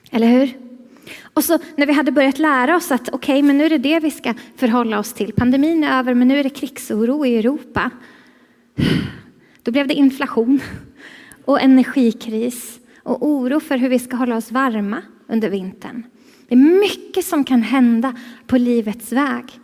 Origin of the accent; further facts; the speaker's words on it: Stockholm, Stockholm County, Sweden; Alltså jag är ju stockholmare. Jag vet att det inte riktigt låter som det nu, men det är för att jag har varit här sedan igår och då blir det så här.